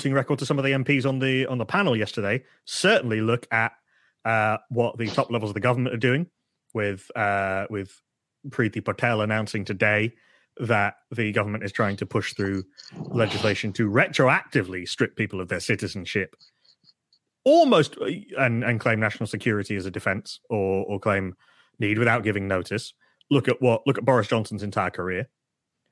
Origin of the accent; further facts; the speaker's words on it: Hull, Yorkshire and the Humber, United Kingdom; I don't want to go back to Hull